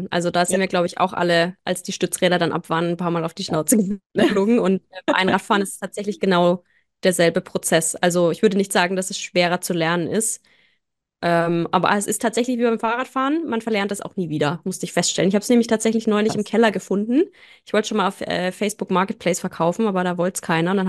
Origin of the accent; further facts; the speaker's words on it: near Nuremberg, Bavaria, Germany; bin aus der Nähe von Nürnberg